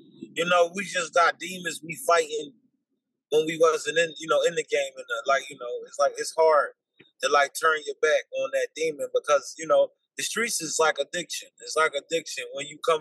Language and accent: English; Philadelphia, Pennsylvania, United States; I'm from South Philly, Philadelphia, born and raised